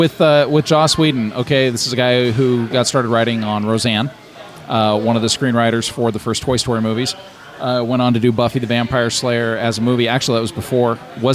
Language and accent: English; Magna, Utah, United States; growing up in Magna